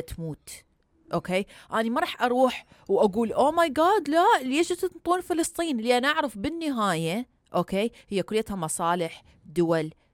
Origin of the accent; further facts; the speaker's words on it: Iraq; now in United States; انا عراقيه مسلمه